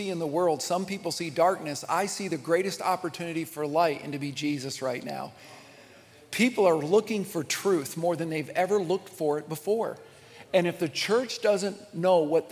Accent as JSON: {"language": "English", "region": "Midwest", "country": "United States", "tie": "born or raised there", "said": "I grew up United Methodist in the Midwest"}